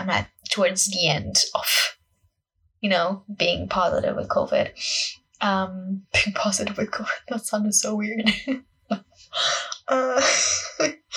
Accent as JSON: {"language": "English", "country": "Portugal", "second_language": "English", "moved": "yes", "lives_now": "United Kingdom", "said": "English is not my first language. I am Portuguese and I'm studying and living in the UK currently"}